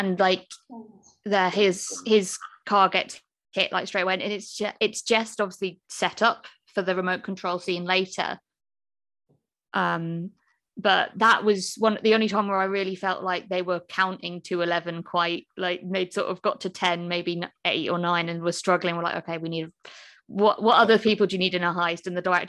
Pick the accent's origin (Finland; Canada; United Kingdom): United Kingdom; South East England; now in Birmingham, United Kingdom; So I'm from Kent.